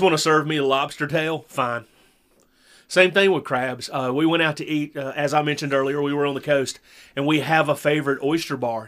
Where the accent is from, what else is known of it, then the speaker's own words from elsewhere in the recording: the South, United States; born and raised in the South